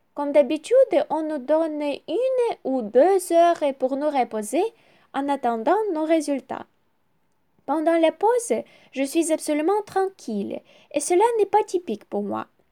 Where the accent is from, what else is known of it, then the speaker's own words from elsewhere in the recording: Ukraine; French is a second language; also born or lived in Kyiv; je suis ukrainienne, j'habite à Kiev